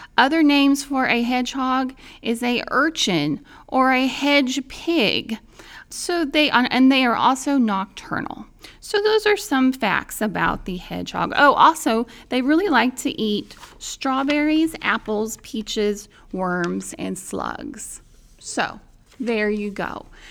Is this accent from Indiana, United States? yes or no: yes; Indiana, United States; in my home state of Indiana